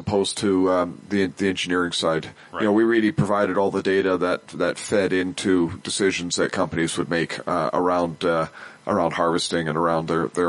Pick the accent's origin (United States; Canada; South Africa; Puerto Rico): Canada; Prince George, British Columbia; also born or lived in Cluculz Lake, British Columbia; I was born and raised in Prince George. You know, I lived my whole life in northern BC.